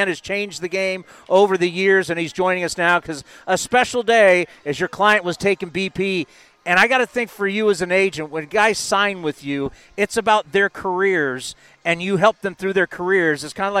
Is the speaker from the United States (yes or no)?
yes; San Diego, California, United States; I grew up in San Diego.